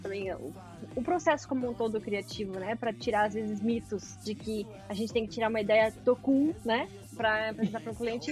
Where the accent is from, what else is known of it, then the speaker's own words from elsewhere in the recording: Brazil; eu sou brasileira